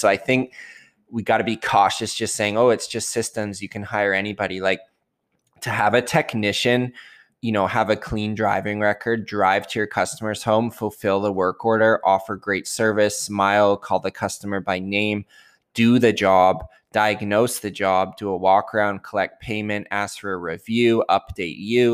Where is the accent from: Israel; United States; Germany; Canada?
Canada; I'm Canadian